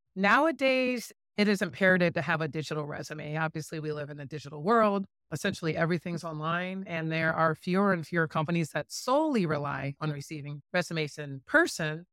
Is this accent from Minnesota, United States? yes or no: no; St. Louis, Missouri, United States; also born or lived in Bloomington, Illinois; we're, we're both from Saint Louis